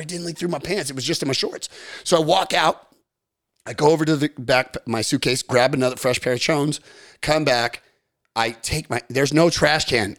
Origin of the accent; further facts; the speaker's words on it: Long Beach, California, United States; I'm from North Long Beach